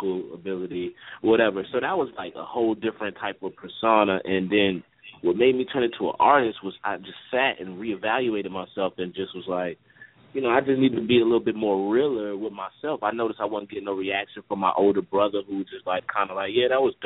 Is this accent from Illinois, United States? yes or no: no; Newark, New Jersey, United States; now in Augusta, United States; I was born in Jersey and Newark, in the Bricks